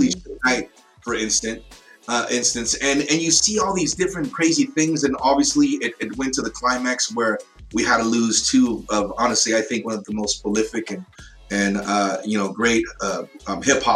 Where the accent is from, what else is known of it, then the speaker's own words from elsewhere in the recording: California, United States; moved away; I used to live in California and I grew up there